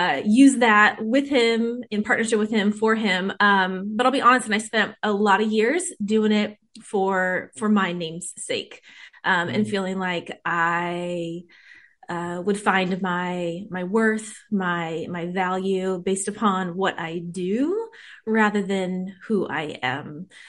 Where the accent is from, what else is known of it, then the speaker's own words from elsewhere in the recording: Whittier, California, United States; I grew up in Whittier, California, with mostly my mom and my two older sisters.